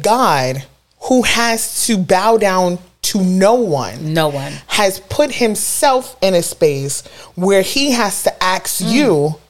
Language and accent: English; Brooklyn, New York, United States; I'm from Brooklyn.